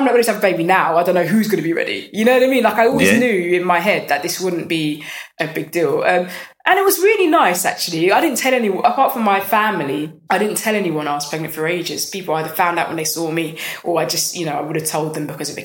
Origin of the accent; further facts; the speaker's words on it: London, United Kingdom; I'm from North London. I'm from a good area